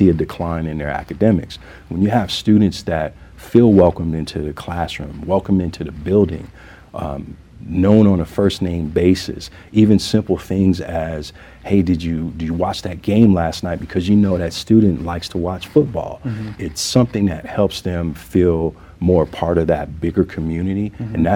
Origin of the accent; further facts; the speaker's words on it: the South, United States; now in Denver, United States; I'm from the South, and I grew up knowing that it takes a village to raise a child